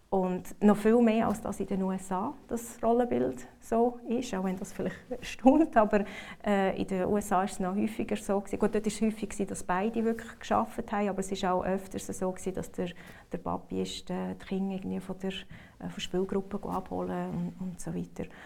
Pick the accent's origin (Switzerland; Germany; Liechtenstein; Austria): Switzerland; moved away; also born or lived in North America; als Schweizer